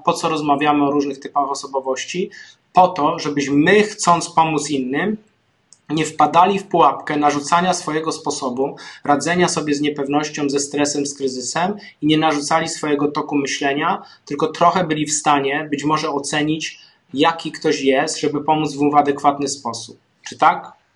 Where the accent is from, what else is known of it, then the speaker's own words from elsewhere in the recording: Zabłocie, Silesian Voivodeship, Poland; Ja pochodzę z Zabłocia, z takiej małej wsi, koło strumienia, koło pszczyny, więc moje rodzinne strony